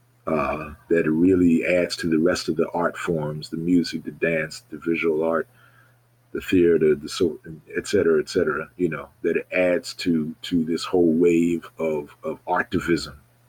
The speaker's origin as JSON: {"language": "English", "town": "Baltimore", "region": "Maryland", "country": "United States", "also_born_or_lived": "Ohio / Connecticut", "moved": "as an adult", "said": "anytime I was back home from Ohio or Connecticut, I would be there. And when I moved back to Maryland in 2012"}